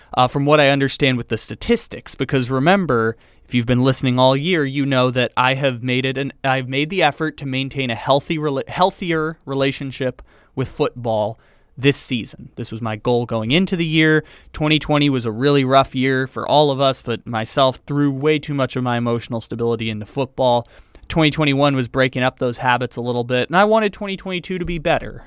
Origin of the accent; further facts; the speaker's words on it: San Diego, California, United States; my hometown